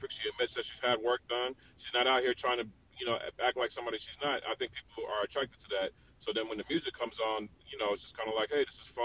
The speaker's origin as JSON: {"language": "English", "town": "Atlanta", "region": "Georgia", "country": "United States", "tie": "born or raised there", "moved": "yes", "lives_now": "Miami, United States", "said": "living in Miami and growing up in Atlanta"}